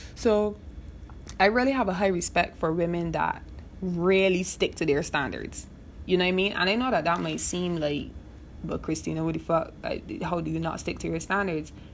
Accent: Barbados; moved away as an adult; also born or lived in Trinidad; now in Trinidad and Tobago; I'm originally from Barbados

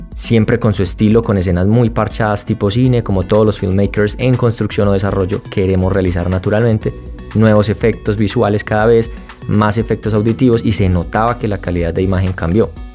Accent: Colombia; como buen colombiano

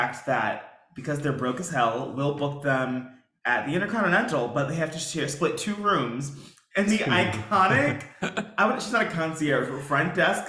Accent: New York City, New York, United States; accent: New York; being a New Yorker

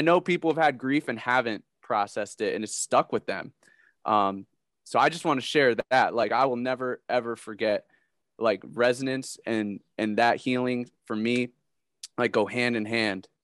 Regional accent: Connecticut, United States; moved away as an adult; now in Columbus, United States; I'm from Connecticut

